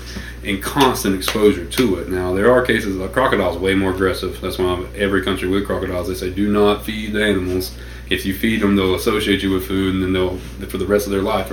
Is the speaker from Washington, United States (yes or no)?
no; Stockton, California, United States; there's a 3,000-acre hunting club that I grew up on out in Stockton, my whole family